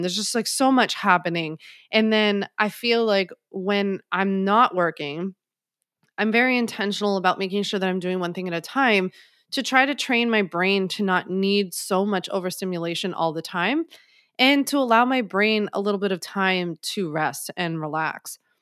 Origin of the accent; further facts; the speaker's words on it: Philadelphia, Pennsylvania, United States; now in New York, United States; I'm from Philly, so we call it hoagies